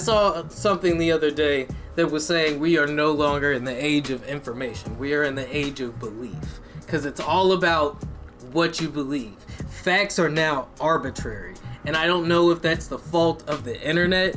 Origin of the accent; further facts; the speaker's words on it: United States; as American citizens